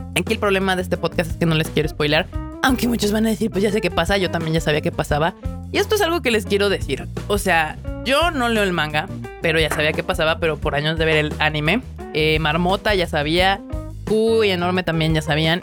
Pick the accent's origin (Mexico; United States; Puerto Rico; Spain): Mexico; los que somos mexicanos